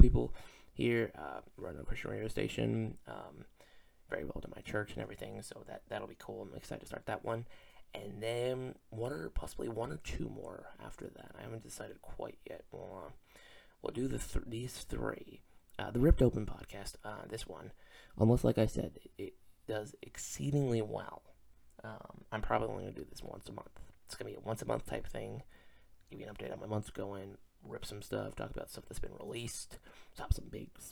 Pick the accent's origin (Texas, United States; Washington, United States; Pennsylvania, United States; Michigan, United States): Pennsylvania, United States; Back Mountain, Northeast; I'm from Northeast Pennsylvania, a little section called the Back Mountain